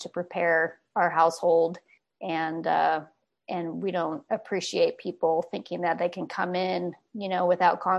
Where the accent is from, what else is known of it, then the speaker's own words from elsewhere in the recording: California, United States; I grew up in California, basically from a young kid